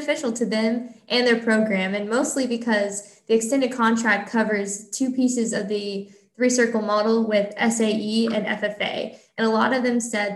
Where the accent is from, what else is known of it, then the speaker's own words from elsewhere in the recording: Illinois, United States; moved away as an adult; now in Pennsylvania, United States; I'm originally from Illinois